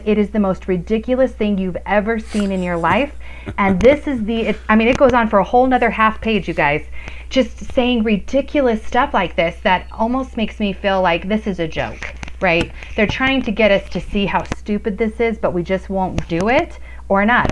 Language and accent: English; Colorado, United States; I'm a you know a fourth generation Coloradan.